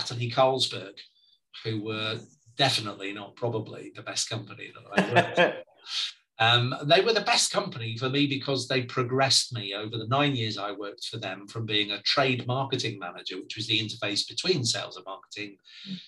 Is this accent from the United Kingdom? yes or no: yes; Preston, North West England, United Kingdom; I was born and brought up in Preston in Lancashire